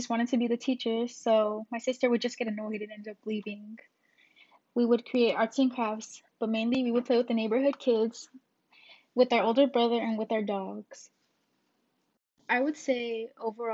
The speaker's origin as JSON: {"language": "English", "town": "Phoenix", "region": "Arizona", "country": "United States", "tie": "born or raised there", "said": "I was born in Phoenix, Arizona."}